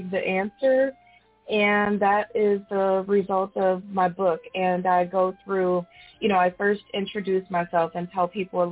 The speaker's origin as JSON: {"language": "English", "area": "St. Louis, Chicago", "region": "Midwest", "country": "United States", "moved": "as an adult", "lives_now": "Atlanta, United States", "said": "I'm originally from the Midwest, St. Louis, Chicago, and now I live just outside of Atlanta, Georgia"}